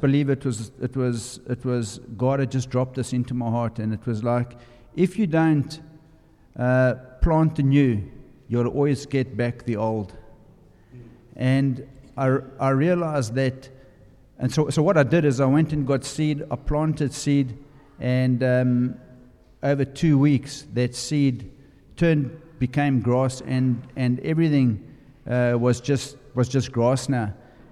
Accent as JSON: {"language": "English", "country": "South Africa", "moved": "yes", "said": "I'm from South Africa. You'll notice from my accent."}